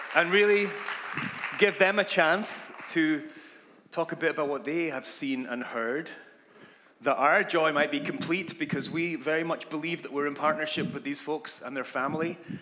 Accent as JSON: {"language": "English", "region": "Scotland", "country": "United Kingdom", "tie": "born or raised there", "moved": "as an adult", "lives_now": "United States", "said": "I grew up in Scotland and that was the language you learned"}